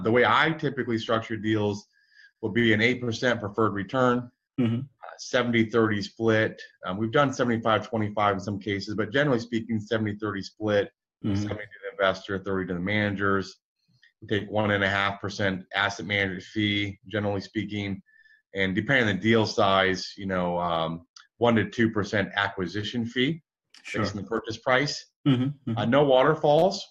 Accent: Michigan, United States; So I grew up in Michigan, one of seven kiddos of identical twin brother

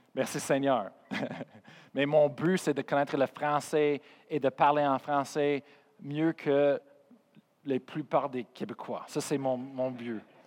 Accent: Colorado, United States; first language English; French is a second language; moved away; Je viens de Colorado, je suis américain

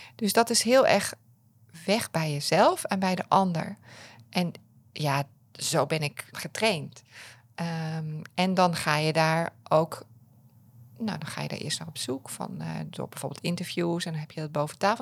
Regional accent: Apeldoorn, Gelderland, Netherlands; ik kom uit Apeldoorn.

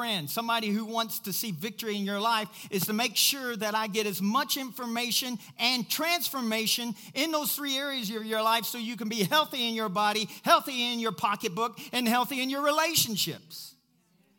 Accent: Kentucky, United States; I'm from Kentucky.

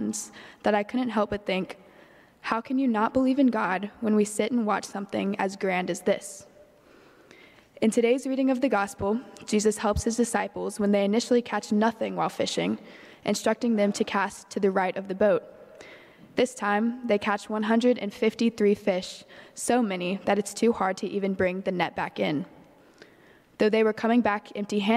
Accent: Bible Belt South, United States; growing up in the Bible Belt South

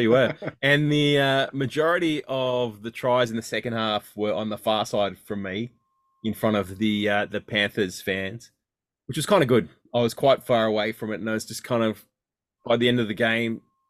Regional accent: Canberra, Australian Capital Territory, Australia; I'm from Canberra, man.

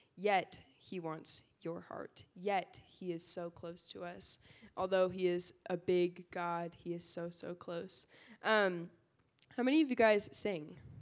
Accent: Burbank, California, United States; I grew up in SoCal, uh, Burbank Valley area

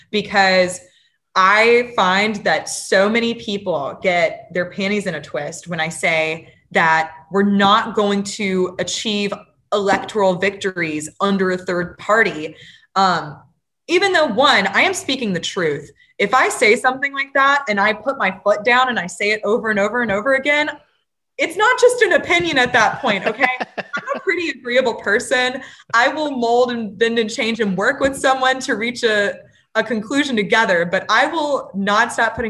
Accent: Louisiana, United States; moved away; I'm back in my home state of Louisiana

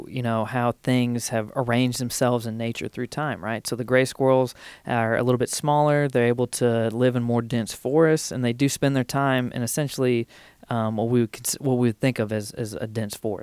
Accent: East Central Illinois, United States; now in Kentucky, United States; the place I grew up in East Central Illinois, which is just on the fringe of what is called the corn desert

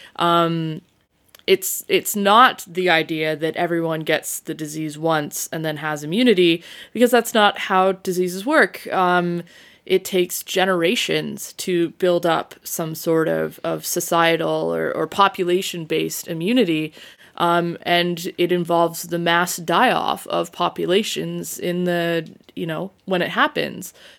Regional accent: Saskatchewan, Canada; moved away; I'm from Saskatchewan

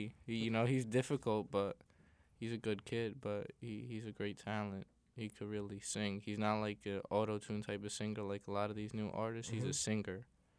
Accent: Yonkers, New York, United States; I'm from Yonkers.

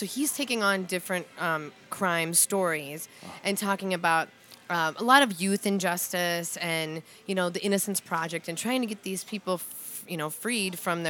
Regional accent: Scranton, North Dakota, United States; now in Minnesota, United States; I'm originally from North Dakota.

